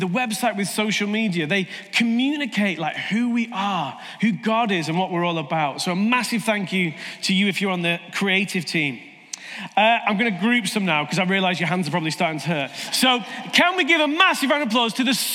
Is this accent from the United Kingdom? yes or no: yes; United Kingdom; we're British